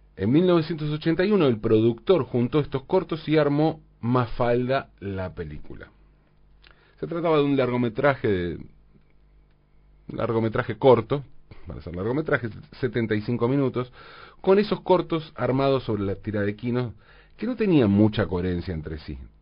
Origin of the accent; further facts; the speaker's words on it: Valentín Alsina, Buenos Aires Province, Argentina; en mi infancia, en Valentina Alcina, tanto mis vecinos como yo teníamos casas con jardines